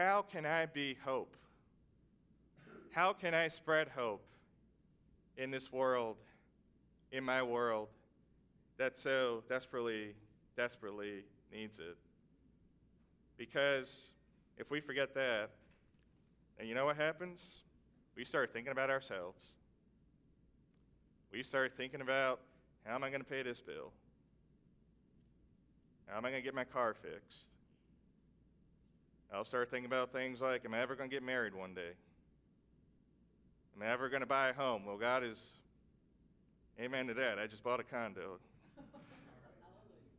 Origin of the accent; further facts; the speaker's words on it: New York, United States; also born or lived in Vermont; now in Washington, D.C., United States; I, being a New Yorker, just couldn't adjust to living in a small town of 7,000